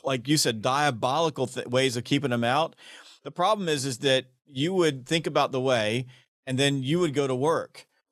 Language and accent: English; the South, United States; I'm from the South